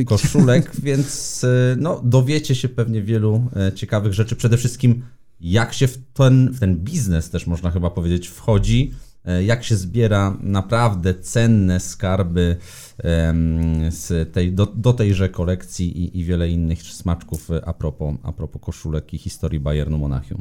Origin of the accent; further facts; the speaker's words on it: Szklarska Poręba, Lower Silesian Voivodeship, Poland; ja ze Szklarskiej Poręby